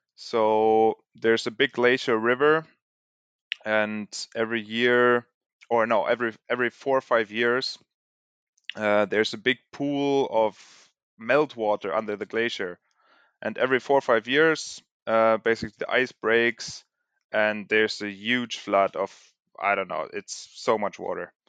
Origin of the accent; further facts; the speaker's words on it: Germany; moved away; also born or lived in Sweden; born and raised in Germany